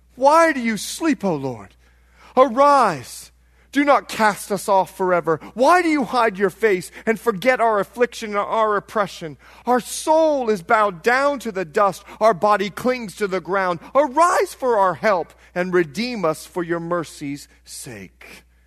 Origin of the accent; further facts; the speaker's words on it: Bahamas; moved away; I'm from the Bahamas